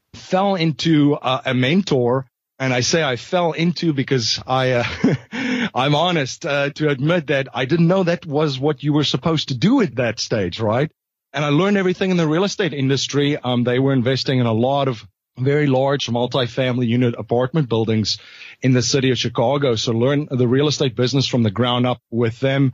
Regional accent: South Africa; moved away as an adult; now in United States; I'm originally from South Africa, so I came to the United States

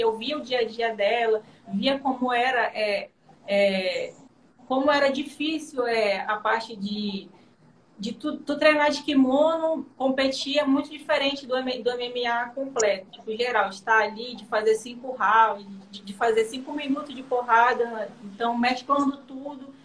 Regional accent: interior of Amazonas, Brazil; moved away as an adult; also born or lived in Manaus; eu sou do interior de Manaus, eu fui para Manaus fazer faculdade

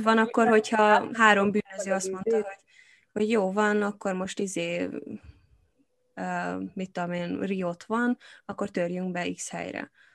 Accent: Hungary; now in England, United Kingdom; én magyar vagyok itt Angliában, attól engem is ér rasszizmus folyamatosan, mert nem vagyok brit

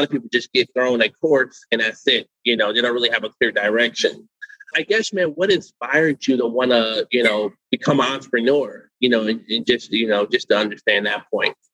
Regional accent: Santiago, Santiago Metropolitan Region, Chile; moved away; I'm from Chile, from Santiago.

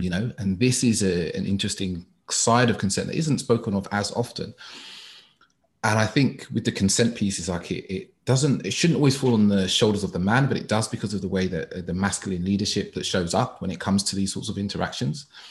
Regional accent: London, United Kingdom; I grew up in East London all my life

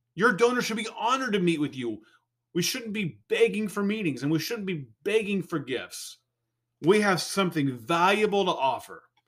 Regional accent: California, United States; I'm a Californian

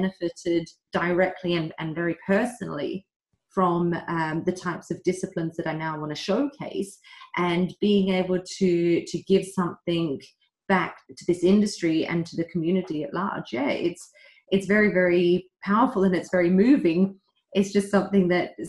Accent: Australia; moved away as an adult; now in London, United Kingdom; So I'm Australian originally. I grew up there for 19 years.

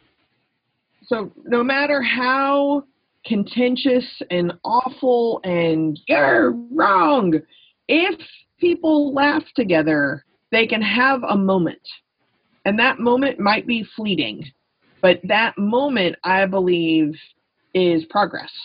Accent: Texas, United States; moved away; I grew up in Texas

